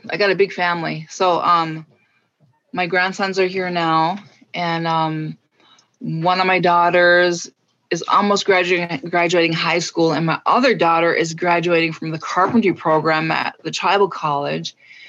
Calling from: Deer River, Minnesota, United States; I am joining you from Deer River, Minnesota, on Leech Lake.

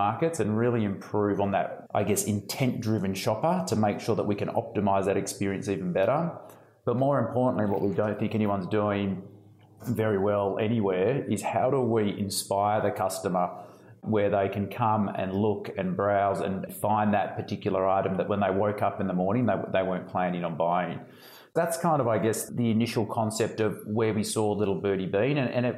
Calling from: Melbourne, Victoria, Australia; So I'm in sunny Melbourne in Australia

